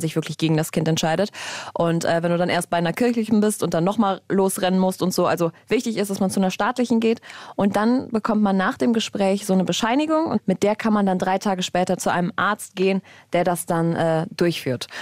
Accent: Germany; bei uns in Deutschland

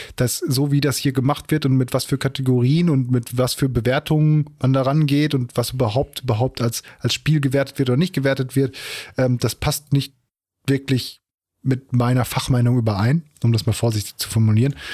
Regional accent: Germany; als, als Deutscher

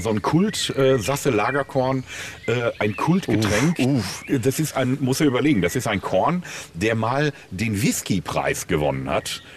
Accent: Willingen, Hesse, Germany; also born or lived in Sauerland; now in Münster, Germany; ich bin ja gebürtiger Sauerländer, mhm. äh, komme ja aus Willingen

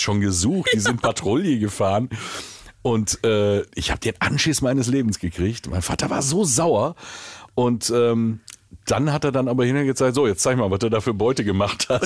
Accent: Willingen, Hesse, Germany; ich bin Waldecker. Das ist Landkreis Waldeck-Frankenberg.

